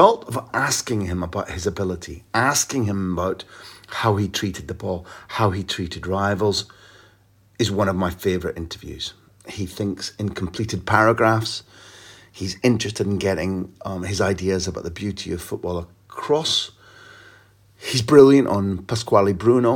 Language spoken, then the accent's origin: English; Scotland, United Kingdom; I'm a Scottish guy